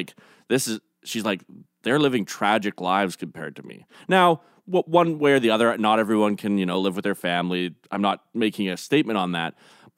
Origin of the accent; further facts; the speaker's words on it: Canada; But honestly, I think that's one of the best things about being Canadian.